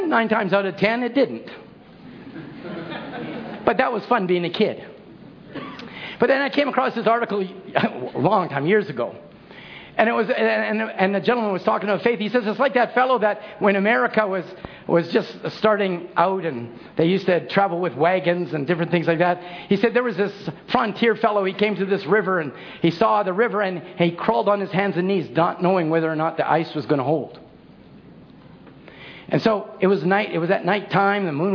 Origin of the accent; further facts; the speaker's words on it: Chilliwack, British Columbia, Canada; When I grew up in Chilliwack, I grew up the valley